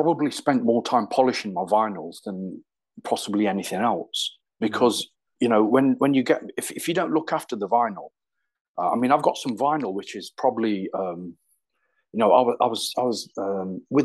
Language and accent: English; Derby, East Midlands, United Kingdom; also born or lived in London; we had kind of like in the area grown up together, Nicky and myself